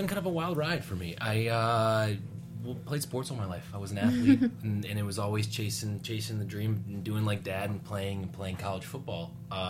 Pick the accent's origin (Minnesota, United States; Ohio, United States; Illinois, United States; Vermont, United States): Illinois, United States; Chicago; I'm from Chicago.